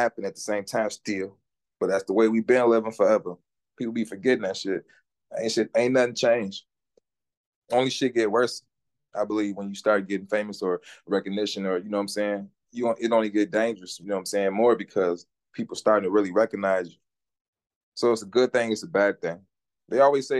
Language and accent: English; Minneapolis, Minnesota, United States; I'm from the north side, born and raised